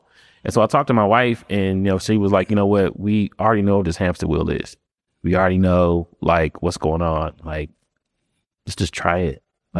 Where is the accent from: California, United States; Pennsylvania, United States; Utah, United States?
Pennsylvania, United States; born there; also born or lived in Florida; So born in Pennsylvania, lived in Florida, all of m